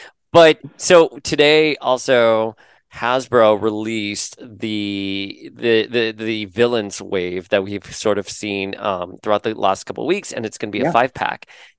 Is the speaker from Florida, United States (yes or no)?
yes; Florida, United States; I'm from Florida